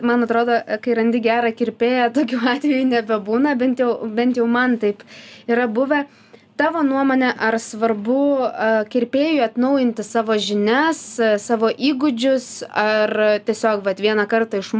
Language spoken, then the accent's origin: Lithuanian; Lithuania; mes kaip lietuviai